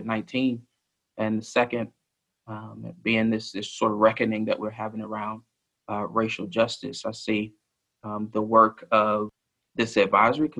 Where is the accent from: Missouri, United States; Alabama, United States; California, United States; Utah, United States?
Alabama, United States; now in Lexington, United States; I grew up a little bit more to the south than Kentucky. I'm from Alabama originally.